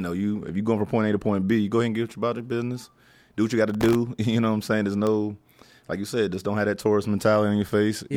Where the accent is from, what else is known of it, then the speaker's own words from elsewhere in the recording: Tarboro, North Carolina, United States; moved away as an adult; also born or lived in Norfolk, Virginia / Florida / Maryland / Durham, North Carolina; now in Washington, D.C., United States; North Carolina is my home. Okay. So that's kind of where I cut my teeth at. That's where I did high school at.